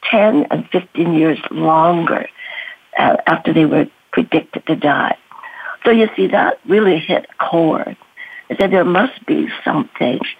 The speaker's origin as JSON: {"language": "English", "country": "China", "tie": "born there", "said": "because everybody in my family, nine siblings, were born in Canada, but I refused to be born in Canada. I had to be born in China."}